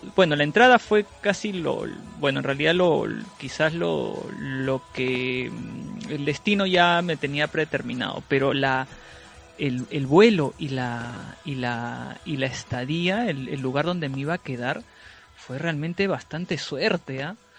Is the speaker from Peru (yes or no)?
yes; Peru; yo soy de Perú